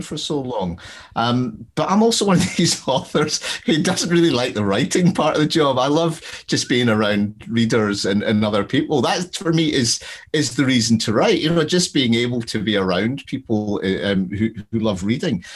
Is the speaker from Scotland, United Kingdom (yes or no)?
yes; Glasgow, Scotland, United Kingdom; I'm from Glasgow